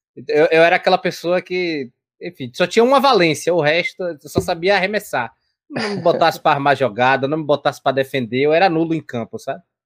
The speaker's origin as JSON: {"language": "Portuguese", "town": "Salvador", "region": "Bahia", "country": "Brazil", "said": "eu também sou de Salvador, Bahia"}